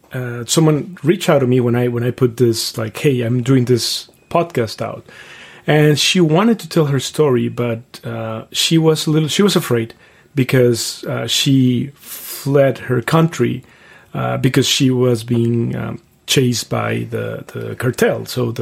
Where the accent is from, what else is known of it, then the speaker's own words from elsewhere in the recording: Mexico City, Mexico; English is a second language; It was fun. Like, I was born in 78. You know how old I am now. But so I was born in 78. So I would say my childhood happened in the 80s. So the 80s... Mexico City was not the Mexico City that we have now.